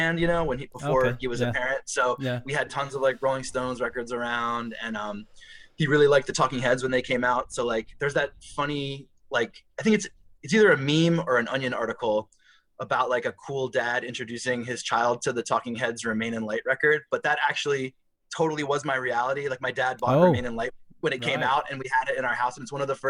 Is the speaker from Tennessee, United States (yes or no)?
no; Arnold, Maryland, United States; also born or lived in Washington, D.C.; by the time I started kindergarten at age five, we settled in a town called Arnold, Maryland, which was like a suburb of Annapolis